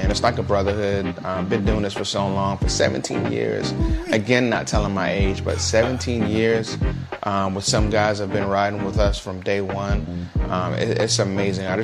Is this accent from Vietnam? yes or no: no; New York City, New York, United States; now in Jacksonville, United States; I'm originally from Brooklyn, New York. Now I live in Jacksonville.